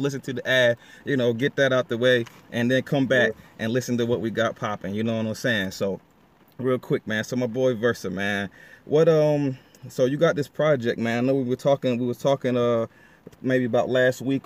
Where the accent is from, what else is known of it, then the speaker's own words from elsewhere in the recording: DMV, United States; Coming from my hometown. Pokemon City, Peace City, stand up, representing the DMV